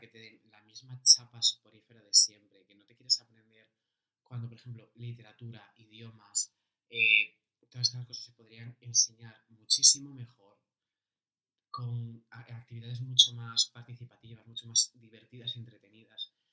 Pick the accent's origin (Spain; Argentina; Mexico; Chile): Spain; Galicia; yo como hombre gay de Galicia, con 21 años